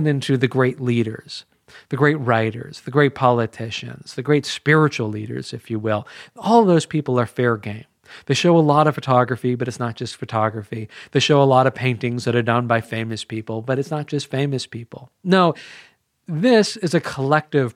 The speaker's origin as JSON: {"language": "English", "town": "Culver City", "region": "California", "country": "United States", "tie": "born or raised there", "said": "downtown Culver City, my hometown"}